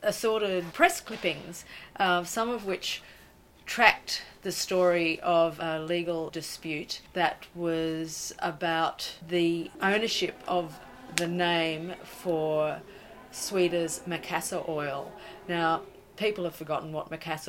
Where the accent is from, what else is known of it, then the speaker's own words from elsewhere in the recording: Brisbane, Queensland, Australia; growing up in Brisbane